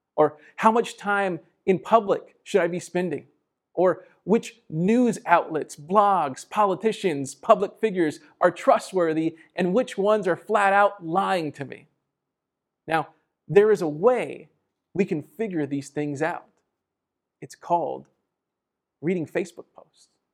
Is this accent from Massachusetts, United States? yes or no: no; San Antonio, Texas, United States; born or raised there; also born or lived in Laredo, Texas